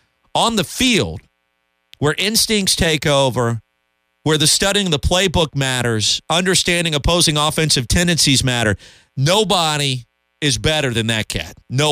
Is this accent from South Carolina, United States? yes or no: yes; Columbia, South Carolina, United States; Growing up in Columbia